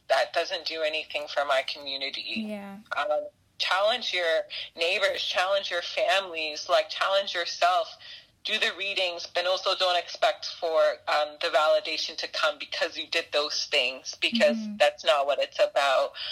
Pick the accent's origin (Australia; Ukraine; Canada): Canada; Brampton, Ontario; I grew up in Brampton, so Peel is like my hood